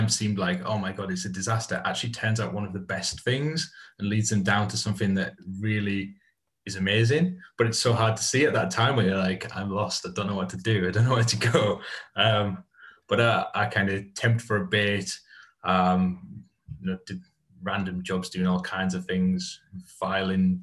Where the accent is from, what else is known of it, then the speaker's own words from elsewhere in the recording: Hartlepool, North East England, United Kingdom; I grew up in Hartlepool. So Teesside based, grew up in Hartlepool